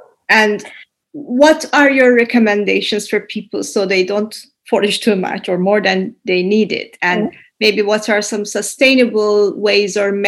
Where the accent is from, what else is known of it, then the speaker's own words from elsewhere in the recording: Istanbul, Turkey; English is a second language; now in Helsinki, Finland; when I came to Finland from Istanbul to Helsinki